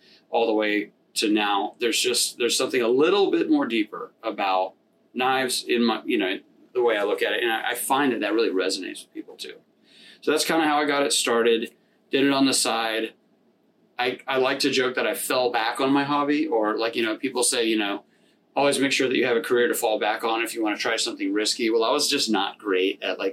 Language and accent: English; Gulf Coast, United States; now in Richmond, United States; growing up on the Gulf Coast, so it was like a lot more about fishing